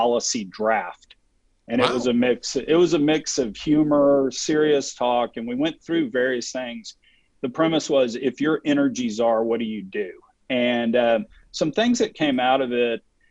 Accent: Texas, United States; I'm from Texas

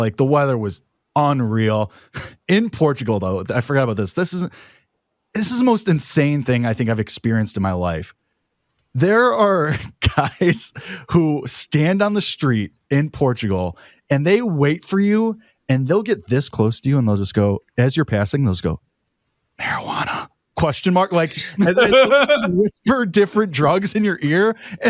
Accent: Chicago, Illinois, United States; I'm from Chicago. I can walk down the street and get it for $20 if I want to.

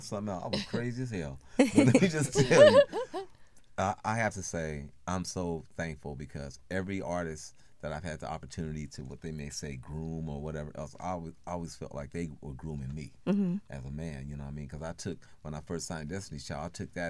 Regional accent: Oakland, California, United States; we grew up learning in Oakland

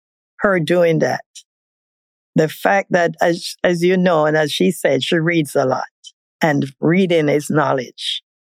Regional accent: Jamaica; moved away; I am from Jamaica.

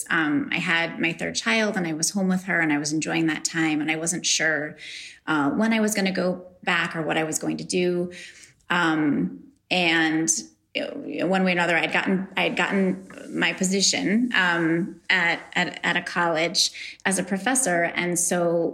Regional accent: New York, United States; I'm from New York

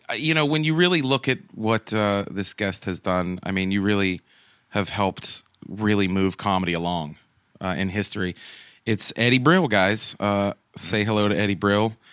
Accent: Pittsburgh, Pennsylvania, United States; I'm from Pittsburgh

